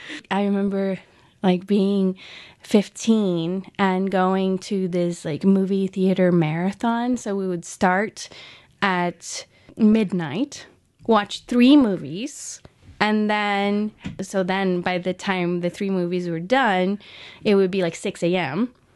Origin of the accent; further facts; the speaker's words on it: São Paulo, Brazil; English is a second language; Yeah, I grew up in Sao Paulo, Brazil, born and raised there.